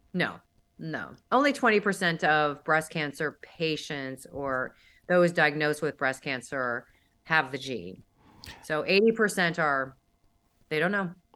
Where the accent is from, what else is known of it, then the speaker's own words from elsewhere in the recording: St. Louis, Missouri, United States; also born or lived in Dallas; now in Miami, United States; I was raised in Saint Louis, and then I lived in Dallas for a long time, and I moved to Miami in two thousand fourteen.